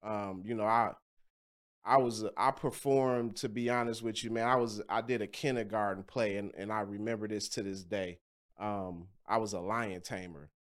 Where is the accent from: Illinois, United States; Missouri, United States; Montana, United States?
Illinois, United States; Kankakee; See, I grew up in Kankakee, Illinois, so that's right outside of Chicago.